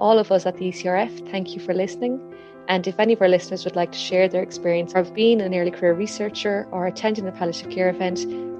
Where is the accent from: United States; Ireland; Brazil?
Ireland; as Irish, only do death well through our rituals and our remembrance services.